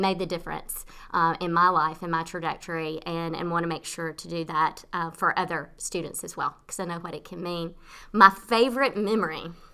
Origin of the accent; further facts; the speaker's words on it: Nashville, Tennessee, United States; moved away as an adult; now in Leesburg, Virginia, United States; I'm originally from Tennessee, from Nashville, Tennessee